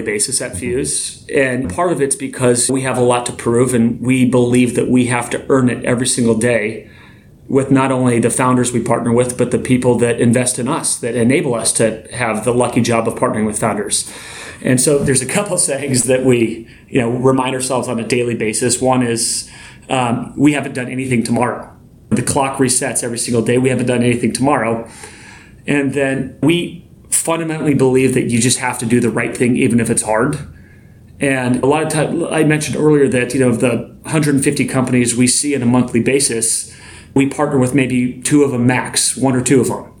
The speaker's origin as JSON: {"language": "English", "region": "Montana", "country": "United States", "moved": "as an adult", "lives_now": "Seattle, United States", "said": "I'm from Montana originally."}